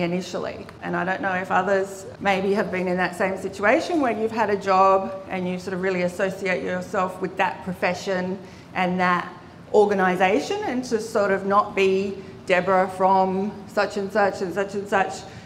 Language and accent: English; Adelaide, South Australia, Australia; I grew up in Adelaide, in the Adelaide Hills.